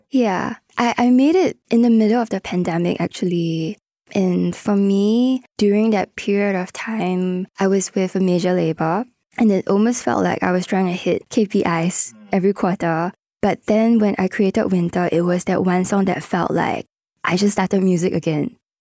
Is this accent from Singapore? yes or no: yes; Singapore; growing up as a Singaporean